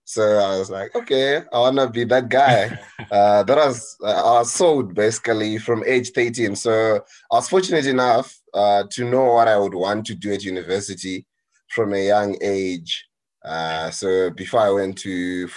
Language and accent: English; Chitungwiza, Zimbabwe; moved away as an adult; also born or lived in Wedza, Zimbabwe; now in South Africa; I grew up in Zimbabwe in a identity township called Chungwiza.